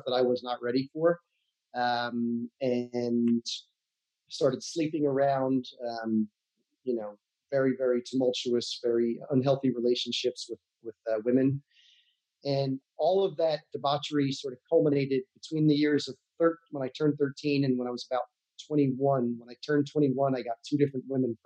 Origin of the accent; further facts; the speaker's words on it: United States; moved away as an adult; also born or lived in Santa Barbara, California; I grew up in New York, New Jersey, on the other side of the country